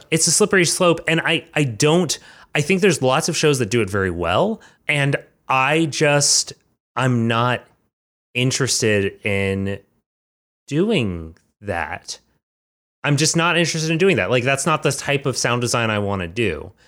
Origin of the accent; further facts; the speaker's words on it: Georgia, United States; Georgia, drawing on my, my native state, my, my hometown